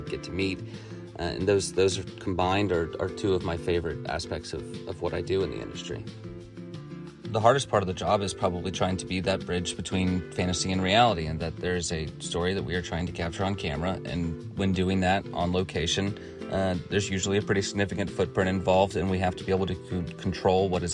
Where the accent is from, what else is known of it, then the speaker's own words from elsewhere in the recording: Atlanta, Georgia, United States; I was born and raised in Atlanta, Georgia, and currently live in Eastlake